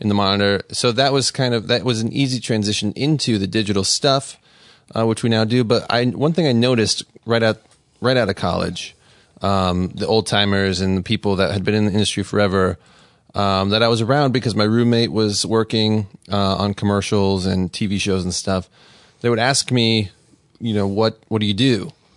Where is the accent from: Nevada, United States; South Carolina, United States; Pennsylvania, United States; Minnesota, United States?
Nevada, United States; Las Vegas; I'm from Vegas